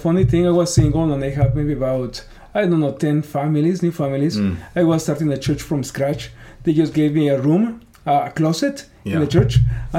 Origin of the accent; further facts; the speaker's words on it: Mexico; English is a second language; moved away as an adult; also born or lived in Pico Rivera, California / Northern California; now in United States; I'm from Mexico.